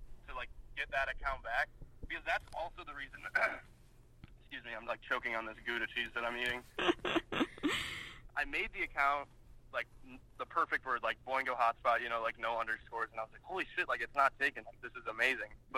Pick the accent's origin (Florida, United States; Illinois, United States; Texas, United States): Illinois, United States; Chicago; I'm from Chicago